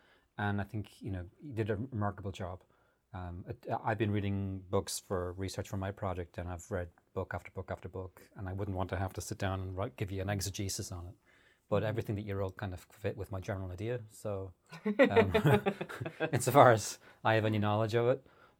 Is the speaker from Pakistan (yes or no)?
no; Arklow, County Wicklow, Ireland; Because my town is very, Arklow is very low-lying